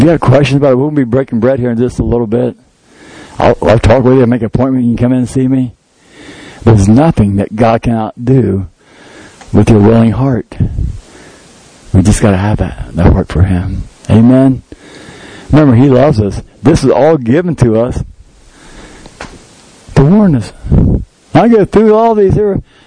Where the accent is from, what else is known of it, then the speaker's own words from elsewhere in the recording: United States; as an American